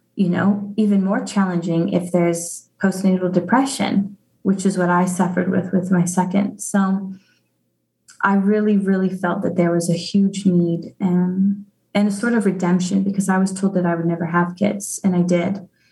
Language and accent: English; Arvada, Colorado, United States; moved away as an adult; now in Zimbabwe; I grew up in Colorado. Um, I grew up in Arvada